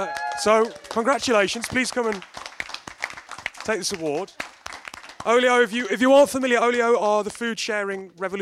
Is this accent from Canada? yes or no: no; United Kingdom; And we're British.